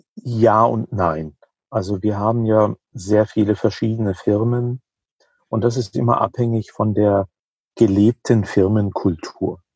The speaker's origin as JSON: {"language": "German", "region": "Rhineland-Palatinate", "country": "Germany", "said": "In der Pfalz, wo ich herkomme"}